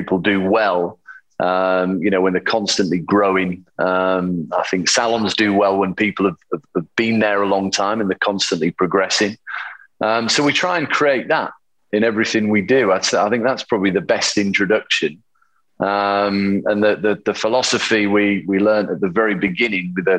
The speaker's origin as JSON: {"language": "English", "region": "Yorkshire and the Humber", "country": "United Kingdom", "tie": "born or raised there", "accent": "Yorkshire", "moved": "yes", "lives_now": "London, United Kingdom", "said": "I grew up in a small town in the north of England, in Yorkshire. And even though I've, you know, been in London for 27 years or whatever, my accent is still very Yorkshire"}